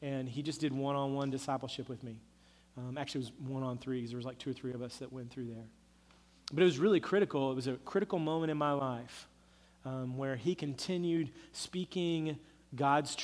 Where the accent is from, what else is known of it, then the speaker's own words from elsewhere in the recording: Oklahoma, United States; growing up in Oklahoma